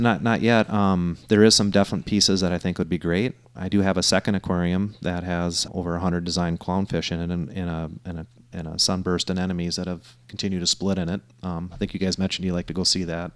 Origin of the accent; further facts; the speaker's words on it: Minnesota, United States; I grew up fishing in Minnesota